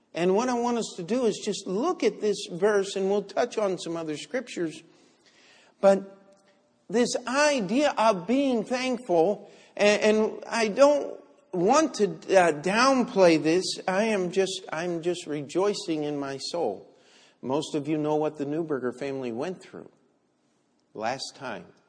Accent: United States; I'm an American

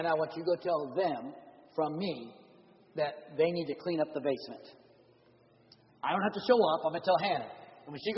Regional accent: San Diego, California, United States; moved away; also born or lived in Oklahoma; I grew up in San Diego, California.

